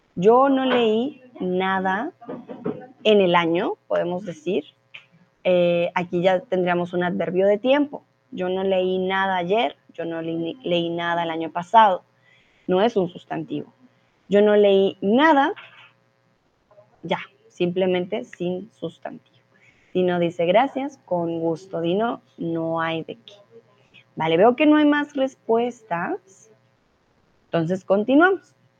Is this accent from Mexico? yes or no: no; Colombia; soy de Colombia